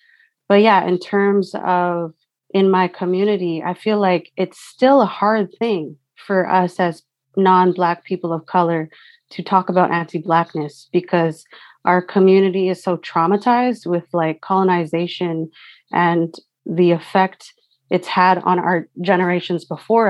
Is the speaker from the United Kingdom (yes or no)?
no; Surrey, British Columbia, Canada; I'm Filipino. I grew up in Surrey. I grew up in Vancouver, unceded Coast Salish territory